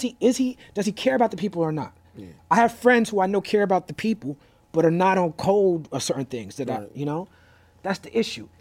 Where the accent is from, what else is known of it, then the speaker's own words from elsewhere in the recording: New York City, New York, United States; I grew up in New York City, raised by educators